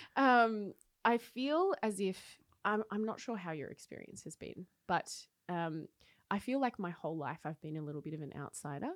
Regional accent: Wodonga, Victoria, Australia; moved away as an adult; also born or lived in Paris, France; now in Oslo, Norway; I grew up in Wodonga, so like oh. mid, between ah. Melbourne and Sydney

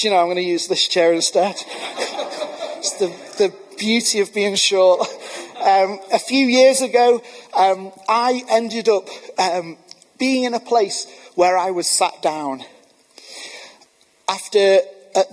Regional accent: Manchester, North West England, United Kingdom; I'm from Manchester

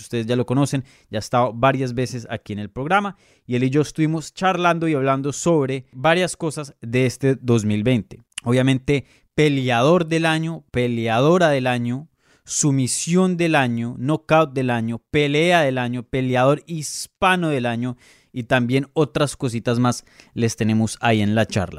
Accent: Colombia; now in Florida, United States; soy colombiano

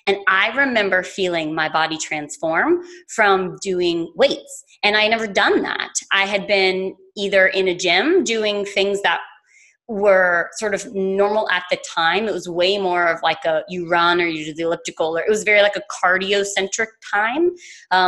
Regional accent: South Louisiana, United States; moved away; also born or lived in New York; I grew up in South Louisiana

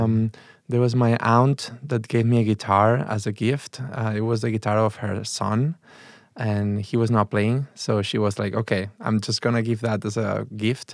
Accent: Barcelona, Catalonia, Spain; English is a second language; moved away as an adult; now in Chicago, United States; I'm from Barcelona. I was born in a s, town really close to Barcelona.

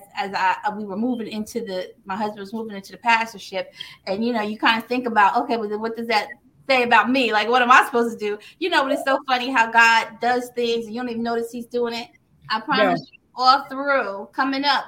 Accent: Cliffwood, New Jersey, United States; now in Red Bank, United States; I am from New Jersey, born and raised in Cliffwood, New Jersey, and I have now relocated to Red Bank, New Jersey

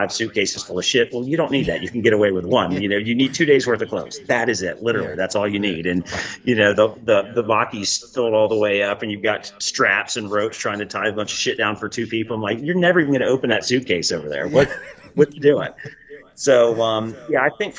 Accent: United States; as an American

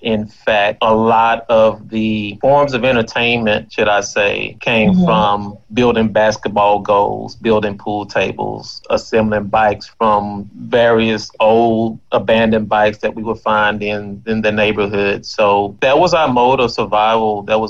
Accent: Baytown, Texas, United States; I am a 1988 graduate of Robert E. Lee High School. I am a native of Baytown. I attended preschool at Little Carver. I attended elementary at Carver Jones Elementary. I attended junior high at Horseman.

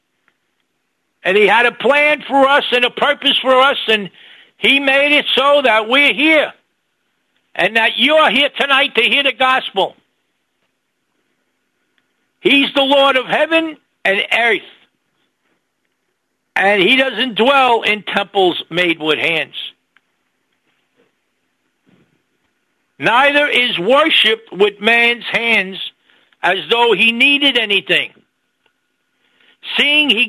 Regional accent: New York City, New York, United States; I was born in New York City

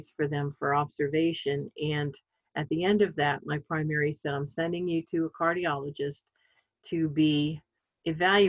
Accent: Sellersville, Pennsylvania, United States; I grew up in Bucks County, Pennsylvania, a small town called Sellersville.

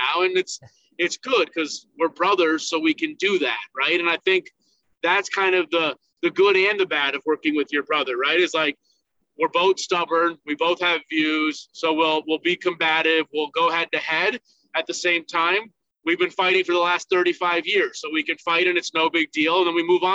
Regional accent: Buffalo, New York, United States; moved away as an adult; also born or lived in Michigan; people we've known from growing up in Buffalo

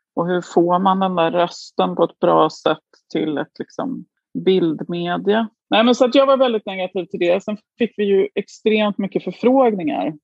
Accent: Djursholm, Stockholm County, Sweden; also born or lived in Florence, Italy; now in Belgium; Jag kom ju från Djursholm.

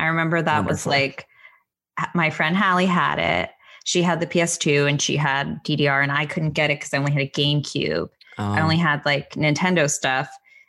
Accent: Connecticut, United States; moved away; also born or lived in New York / Long Island; I was in Connecticut going to Manhattan, but I'm originally from New York. Born there, lived in Long Island for a little, and then went to high school in Connecticut and moved to Connecticut.

